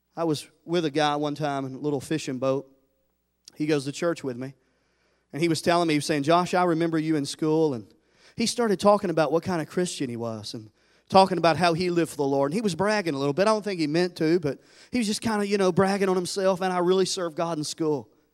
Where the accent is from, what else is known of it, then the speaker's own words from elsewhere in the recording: Tennessee, United States; I'm from Tennessee